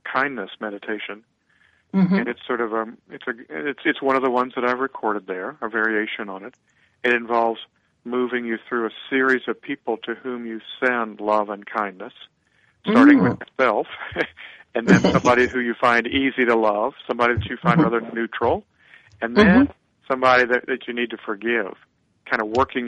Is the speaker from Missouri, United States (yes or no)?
yes; Missouri, United States; So am I. We're both born in Missouri